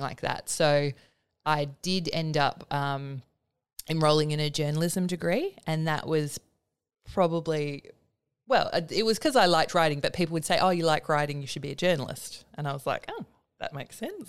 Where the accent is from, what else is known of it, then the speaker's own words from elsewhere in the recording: Willetton, Western Australia, Australia; I grew up in Willerton.